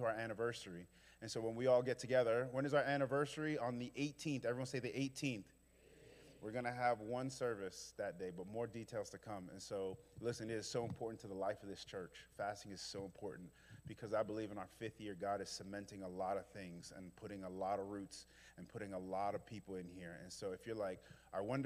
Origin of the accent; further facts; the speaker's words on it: New York City, New York, United States; now in Memphis, United States; I'm from Brooklyn